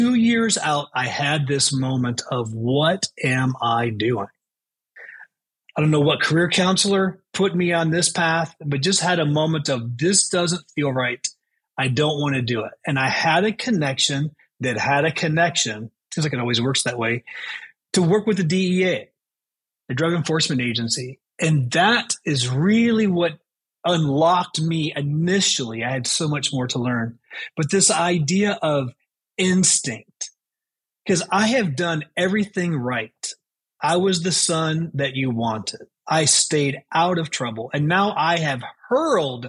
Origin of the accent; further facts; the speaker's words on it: Chicago, Illinois, United States; also born or lived in Baton Rouge, Louisiana; We moved from Baton Rouge, Louisiana, when I was 9 years old, to Chicago